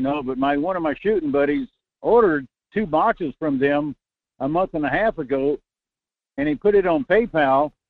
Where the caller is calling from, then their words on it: North Pole, Alaska, United States; Good morning, Michael. … in Fairbanks, North Pole.